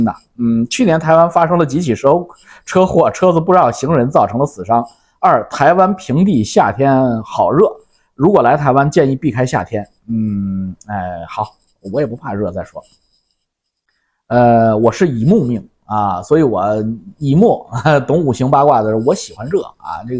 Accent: Canada; 你是北京的，我是加拿大的

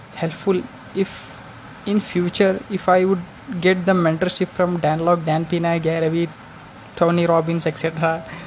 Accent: India; from India.

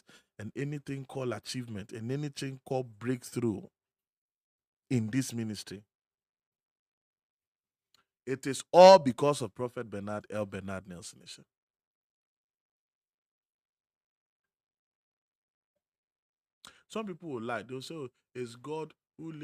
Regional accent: Akuapem, Eastern Region, Ghana; I'm from Ekuyapim

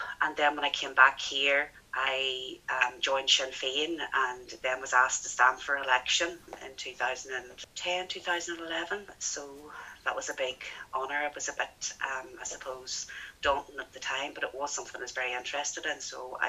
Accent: Ballinascreen, Northern Ireland, United Kingdom; moved away; also born or lived in England; growing up in Ballinascreen in the 1970s and 1980s

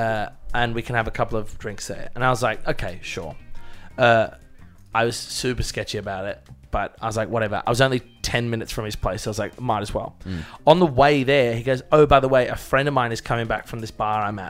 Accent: Australia; I'm Australian, but Greek by heritage

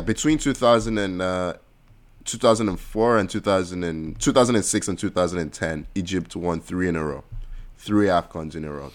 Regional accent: Nigeria; everywhere I go, I say I'm Nigerian

